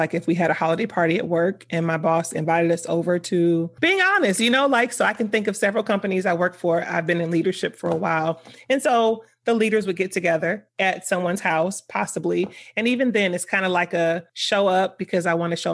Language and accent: English; Miami, Florida, United States; moved away; Once I left South Florida, because I'm from Miami, once I left South Florida